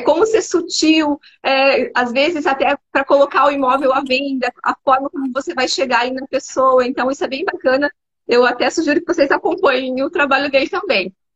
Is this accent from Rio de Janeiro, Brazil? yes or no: no; Paraná, Brazil; now in Santa Catarina, Brazil; eu sou natural do Paraná, mas vim para Santa Catarina, me adaptei, estou aqui.